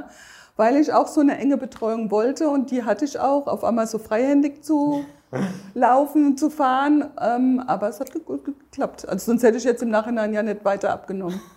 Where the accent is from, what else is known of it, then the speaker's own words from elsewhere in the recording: between Darmstadt and Bensheim, southern Hesse, Germany; ich komme aus Südhessen, südlich von Darmstadt, zwischen Darmstadt und Bensheim